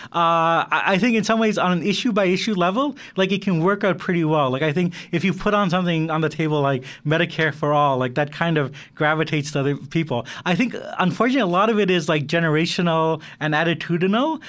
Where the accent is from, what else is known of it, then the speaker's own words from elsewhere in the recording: Canada; I'm Canadian